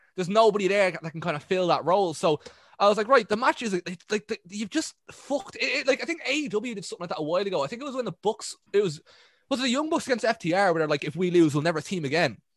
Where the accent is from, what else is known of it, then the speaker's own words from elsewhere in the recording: Ireland; I'm Irish